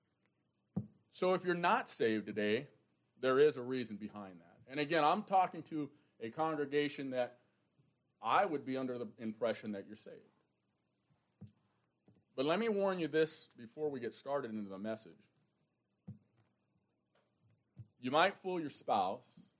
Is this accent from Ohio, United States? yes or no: no; New York, United States; moved away; I'm a New Yorker